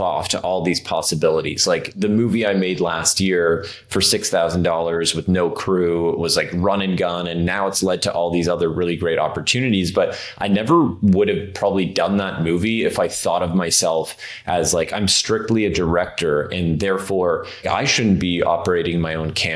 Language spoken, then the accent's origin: English; Toronto, Ontario, Canada; moved away as an adult; now in Los Angeles, United States; Yeah, so I grew up in Canada, actually. So I'm from Toronto originally